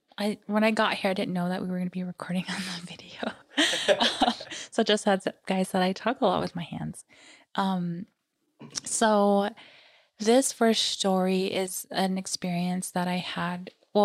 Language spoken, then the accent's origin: English; United States; And that's something I do, even though I'm Native American.